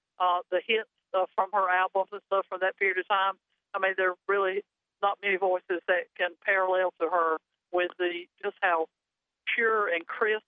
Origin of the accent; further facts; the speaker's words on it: Wayne County, North Carolina, United States; I'm a Wayne County girl. I'm a Nahanna girl.